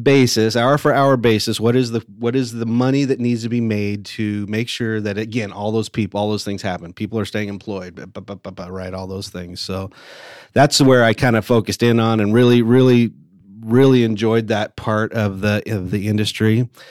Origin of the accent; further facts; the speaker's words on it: Lake Elsinore, California, United States; also born or lived in Murrieta, California; I grew up in Southern California. I went to, uh, a little, little high school called Lake El, Elsinore High School